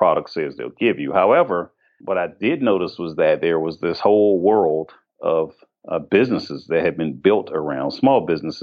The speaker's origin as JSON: {"language": "English", "town": "Washington", "region": "District of Columbia", "country": "United States", "tie": "born or raised there", "said": "I actually was born and raised in the District of Columbia"}